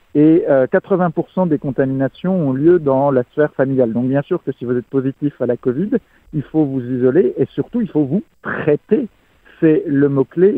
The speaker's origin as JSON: {"language": "French", "country": "France", "said": "en tant que Français"}